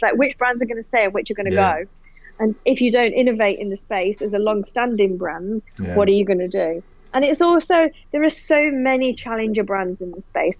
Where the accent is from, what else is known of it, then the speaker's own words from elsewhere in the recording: United Kingdom; now in Australia; And look, in all honesty, I'm still British as well as I am Australian.